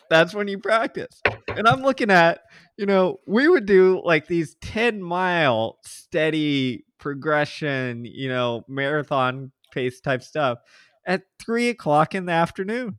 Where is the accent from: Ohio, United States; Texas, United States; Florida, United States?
Texas, United States; Houston; I grew up in Houston, suburbs, you know, have lived here all but a handful of years in my life